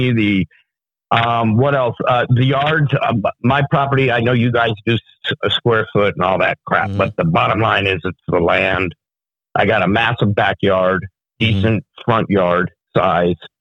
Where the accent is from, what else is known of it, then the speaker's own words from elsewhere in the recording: New York, United States; moved away; I'm from New York originally